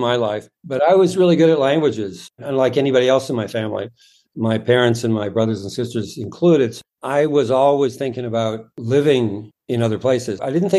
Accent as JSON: {"language": "English", "country": "Canada", "also_born_or_lived": "Toronto / France / Brazil / Chile", "moved": "as an adult", "lives_now": "Miami, United States", "said": "So I did an international business degree in Phoenix, Arizona. But I'm from Canada, so that got me out of the cold in Canada, took me to a completely different culture. Ended up in Brazil and Chile and ended up back in Miami 20 years ago, but spent a lot of time living abroad."}